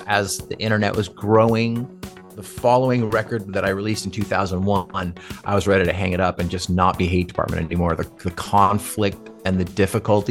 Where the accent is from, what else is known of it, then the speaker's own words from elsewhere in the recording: California, United States; also born or lived in Johnson City, New York / Redondo Beach / Newport Beach / Irvine; I was born in Johnson City, New York, and my parents moved to California when I was a kid. So I pretty much grew up in California